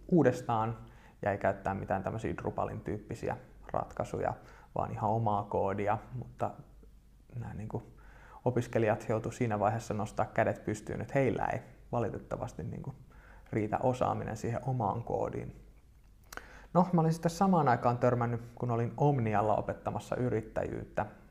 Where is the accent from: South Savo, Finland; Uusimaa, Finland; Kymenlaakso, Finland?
Uusimaa, Finland; Espoo; tuun Espoosta yrittäjäperheestä